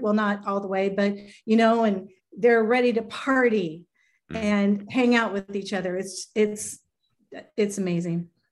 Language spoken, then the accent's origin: English; Los Angeles, California, United States; in my hometown